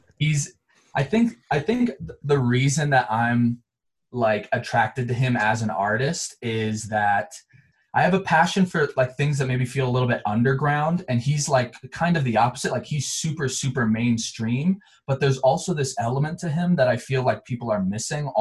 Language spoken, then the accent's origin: English; Montrose, Colorado, United States; also born or lived in Chicago area, Illinois; I was actually born in a small town right outside of Chicago, and I moved to another small town in Colorado called Montrose, which is where I grew up and went to high school